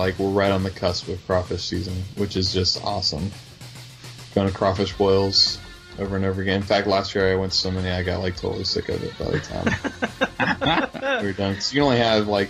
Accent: West Virginia, United States; moved away; I grew up in West Virginia

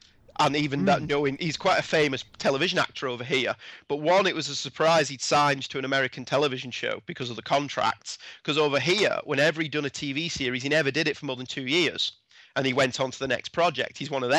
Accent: United Kingdom

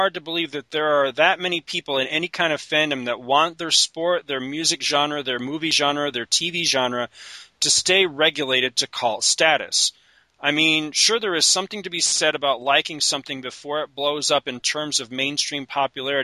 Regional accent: Canada; moved away; I grew up in the Great White North

